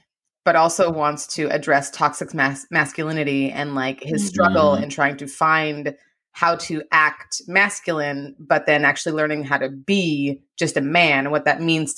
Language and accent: English; Canada; moved away as an adult; now in Los Angeles, United States; I'm Canadian.